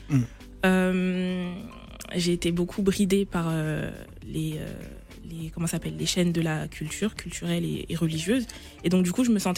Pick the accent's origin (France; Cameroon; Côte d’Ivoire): Côte d’Ivoire; Euh, ah oui, je suis ivoirienne et fière.